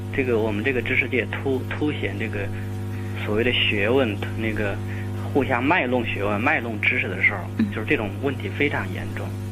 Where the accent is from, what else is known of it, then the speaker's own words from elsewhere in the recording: China; 我们中国人